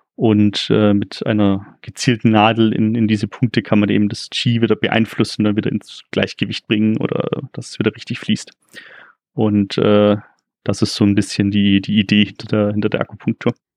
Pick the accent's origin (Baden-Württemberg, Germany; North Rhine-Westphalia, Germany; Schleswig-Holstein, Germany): Baden-Württemberg, Germany; Ulm area; Wie man vielleicht auch hört, komme ich auch hier aus der Gegend.